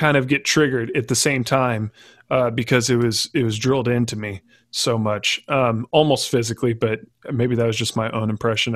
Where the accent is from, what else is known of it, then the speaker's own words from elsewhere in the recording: Texas, United States; growing up in Texas, which is typically a red state